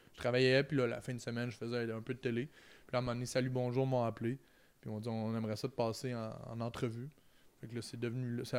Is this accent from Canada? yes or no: yes; Trois-Rivières, Quebec, Canada; je viens de Trois-Rivières, c'est en plein milieu